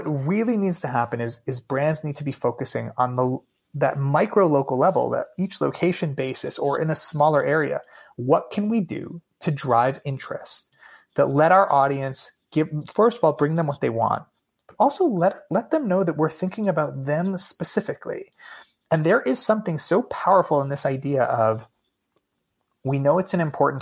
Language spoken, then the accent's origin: English; Allentown, Pennsylvania, United States; I grew up in Allentown, Pennsylvania